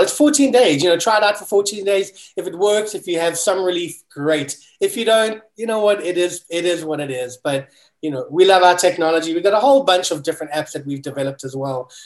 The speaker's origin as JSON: {"language": "English", "country": "South Africa", "tie": "born or raised there", "moved": "as an adult", "lives_now": "United States", "said": "I'm a kid from South Africa, and it was always my dream to move to America"}